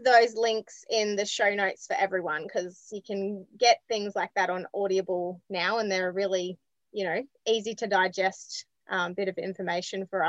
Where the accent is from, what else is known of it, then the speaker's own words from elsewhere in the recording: Scotland, United Kingdom; I'm Scottish